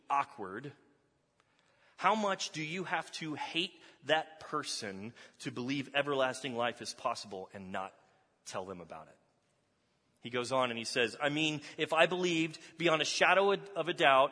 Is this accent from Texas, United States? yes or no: yes; Texas, United States; moved away; I'm from Texas. How many of y'all know that I'm from Texas?